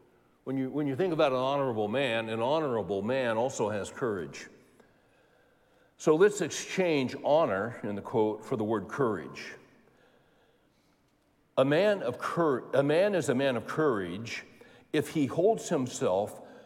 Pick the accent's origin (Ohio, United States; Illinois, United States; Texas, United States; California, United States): California, United States; growing up in California